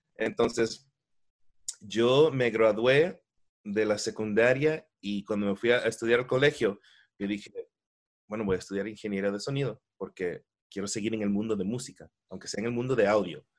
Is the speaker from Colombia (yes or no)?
no; Miami, Florida, United States; Nací nací me crié aquí en Miami, en los Estados Unidos, pero de familia ecuatoriana